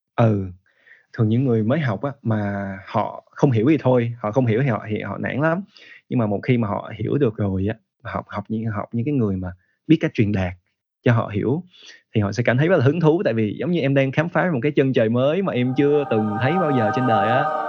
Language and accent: Vietnamese; Vietnam; first language Vietnamese; moved away as an adult; trong những lần về Việt Nam thì anh kết kết hợp học với lại những giáo viên Việt Nam